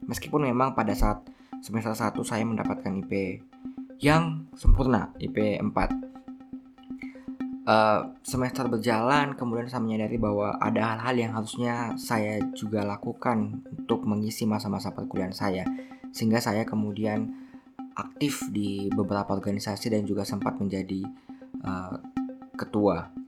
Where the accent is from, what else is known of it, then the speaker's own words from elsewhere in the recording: Watampone, South Sulawesi, Indonesia; born there; saya lahir di Watampone, Kabupaten Bone, 3 Juni 1994.